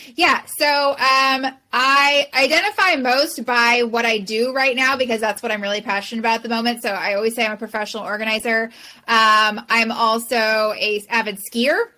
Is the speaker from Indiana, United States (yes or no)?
no; Southern California, United States; now in San Francisco, United States; I grew up in Southern California, born and raised California girl